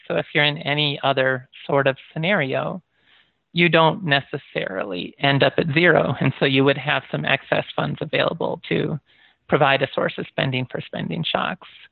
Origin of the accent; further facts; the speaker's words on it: United States; also born or lived in Michigan / Iowa / Japan; I grew up in Michigan and Iowa